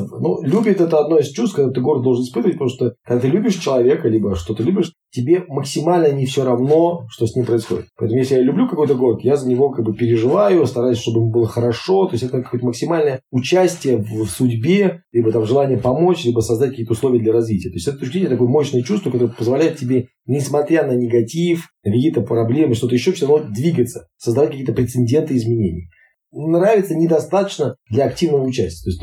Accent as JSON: {"language": "Russian", "town": "Izhevsk", "region": "Udmurt Republic", "country": "Russia", "tie": "born there", "also_born_or_lived": "Kuznetsk / Penza / Saint Petersburg / Moscow", "lives_now": "Kaliningrad, Russia", "said": "Я, например, там родился в Ижевске, долгое время жил в Кузнецке, потом в Пензе, потом в Петербурге, в Москве, Казани, в Севастополе, ну и теперь живут, например, там, в Калининграде"}